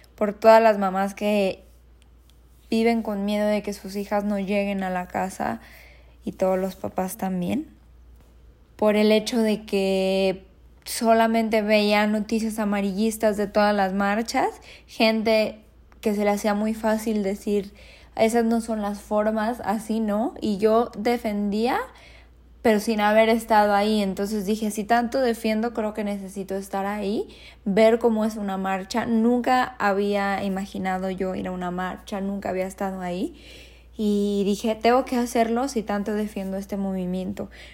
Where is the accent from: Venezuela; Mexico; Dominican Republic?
Mexico; Guadalajara, Jalisco; soy de Guadalajara y aquí vivo también